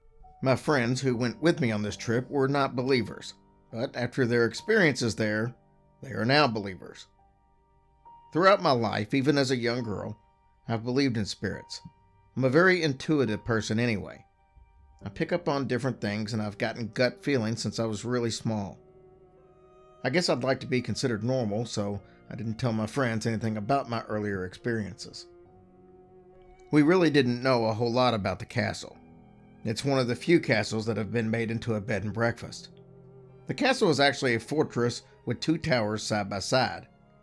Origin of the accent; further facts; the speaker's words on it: Louisville, Kentucky, United States; We grew up in Louisville, Kentucky, but we've gone traveling on girlfriend trips almost every year.